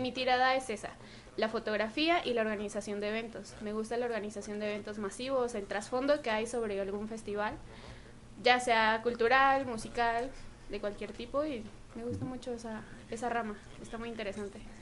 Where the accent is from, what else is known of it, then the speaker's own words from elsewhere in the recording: Sinaloa, Mexico; now in Guadalajara, Mexico; yo no soy de Jalisco, soy de Sinaloa, pero radicado aquí desde hace nueve años